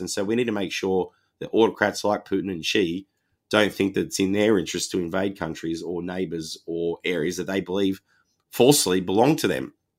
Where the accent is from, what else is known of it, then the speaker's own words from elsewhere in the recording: Wollongong, New South Wales, Australia; my hometown Wollongong